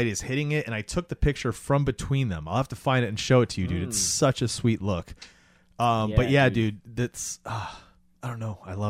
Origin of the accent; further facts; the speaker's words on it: Florida, United States; And I grew up in Florida, so it was like